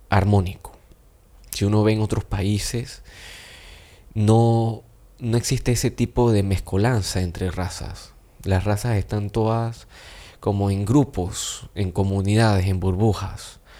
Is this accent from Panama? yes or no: yes; Panama; nos vamos a dar cuenta que los dos somos panameños